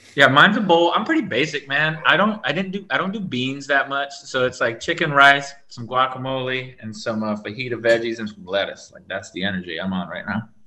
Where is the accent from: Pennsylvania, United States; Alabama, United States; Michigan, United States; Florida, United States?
Florida, United States; I'm from Florida.